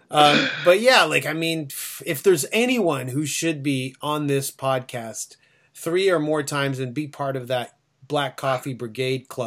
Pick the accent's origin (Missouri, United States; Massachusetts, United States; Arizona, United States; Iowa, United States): Arizona, United States; Phoenix; hey, let's go outside because I'm from Phoenix and it never rains, and it was raining that night.